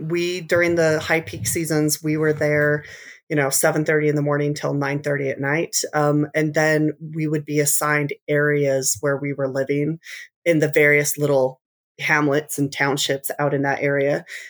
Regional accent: Utah, United States; And so from my late childhood till now, we've been along the Wasatch Front. I grew up in Davis County, graduated from Layton High

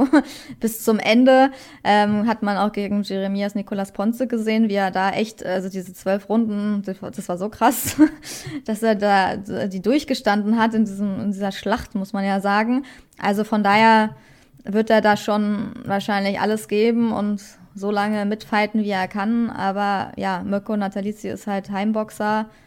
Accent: Berlin, Germany; ich wünsche natürlich Sarah, äh, äh, Nina Meinke den Sieg, einfach, ne, als Berlinerin

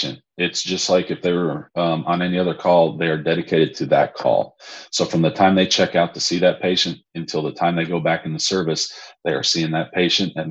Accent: McKinney, Texas, United States; also born or lived in Chicago; I'm originally from McKinney, Texas, just north of Dallas

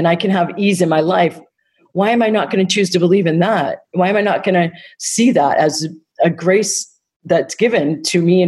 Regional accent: Easton, Massachusetts, United States; moved away; I'm originally from Easton.

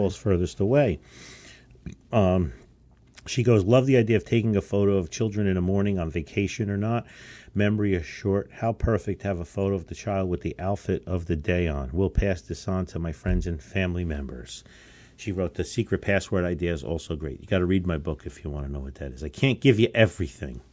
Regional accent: United States; we as American citizens

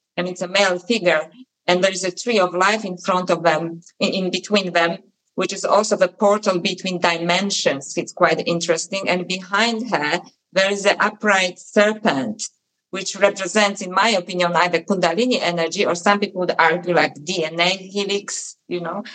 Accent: Poland; moved away; when I was a little girl and I was growing up in Poland

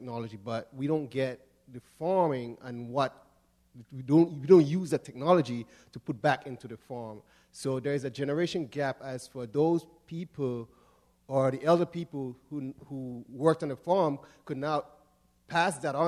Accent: Grenada; moved away; I grew up in Grenada

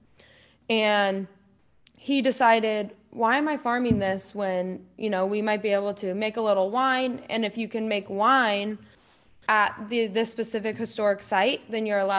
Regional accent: Lodi, California, United States; I made it to Lodi because I was born and raised here

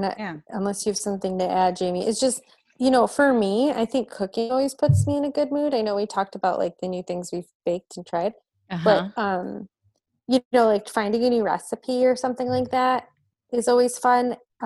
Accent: Detroit, Michigan, United States; Detroit Institute of Arts. I'll plug for my hometown.

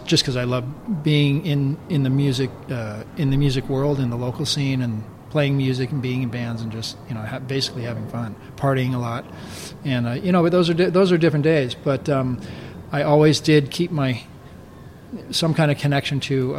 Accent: Los Angeles, California, United States; I grew up in California and Los Angeles in Studio City, which is in San Fernando Valley. That's where we all grew up.

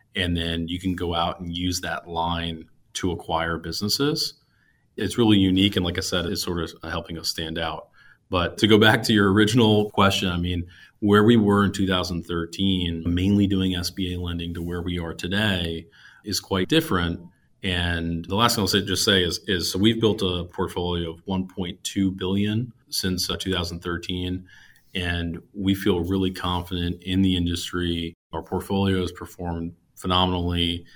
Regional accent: New Jersey, United States; moved away as an adult; also born or lived in Pennsylvania / New York City, United States; now in Wilmington, United States; I grew up in New Jersey, went to school in Pennsylvania, moved to Manhattan right out of school

